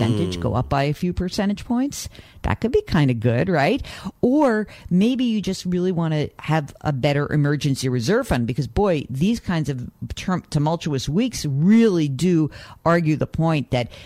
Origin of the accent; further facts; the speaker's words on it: New Rochelle, New York, United States; I was born in New Rochelle